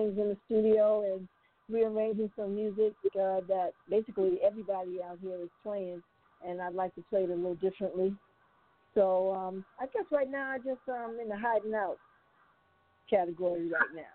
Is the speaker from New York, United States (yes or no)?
yes; Brooklyn, Long Island, New York, United States; also born or lived in Glen Cove, New York; I'm from Brooklyn, Long Island